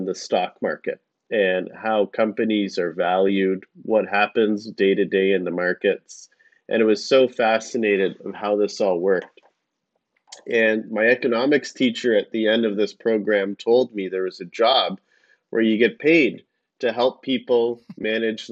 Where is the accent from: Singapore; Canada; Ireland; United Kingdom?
Canada; my parents came to Canada shortly before I was born, and when they came, I grew up watching my parents hustle